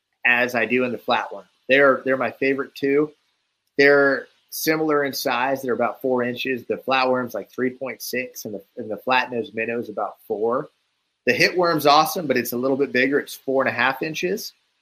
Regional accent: Arizona, United States; I'm not from the coast, I guess. I'm from Arizona, Western guy.

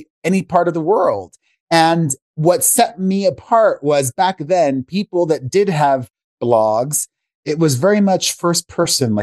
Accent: Miami, Florida, United States; moved away as an adult; also born or lived in New York; now in Las Vegas, United States; I grew up in Miami, Florida, the son of two Cuban immigrants

